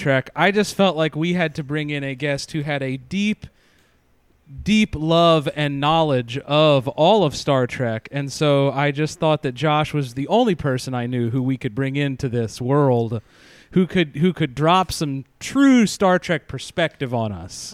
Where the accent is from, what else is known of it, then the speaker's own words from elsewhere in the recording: Pennsylvania, United States; I grew up in Pennsylvania